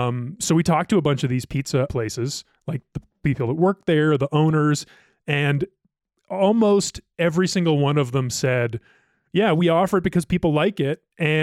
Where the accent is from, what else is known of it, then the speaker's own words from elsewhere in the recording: Ohio, United States; now in Colorado, United States; I grew up in Ohio. I had never seen honey on the table for dressing the crust until moving here to Colorado.